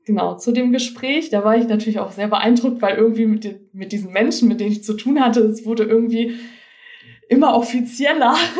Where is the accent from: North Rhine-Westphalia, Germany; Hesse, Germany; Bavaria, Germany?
Hesse, Germany; Frankfurt area; moved away; Ich komme eigentlich aus dem Frankfurter Raum.